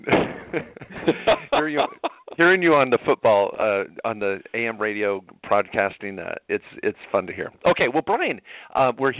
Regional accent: Washington, United States; moved away as an adult; I grew up in Washington, spent all my formative years, 20-plus years there before I went off to college, was in the state of Washington.

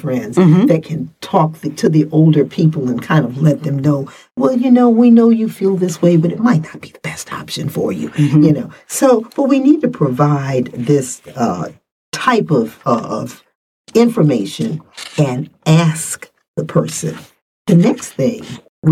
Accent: Buffalo, New York, United States; moved away; I was raised in Buffalo

